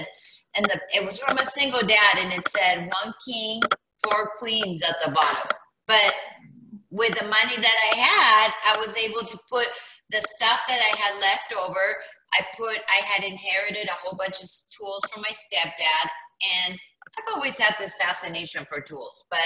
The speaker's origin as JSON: {"language": "English", "region": "California", "country": "United States", "tie": "born or raised there", "also_born_or_lived": "South America", "moved": "as an adult", "lives_now": "Jackson, United States", "said": "when I was 6 years old, my parents moved out here to California"}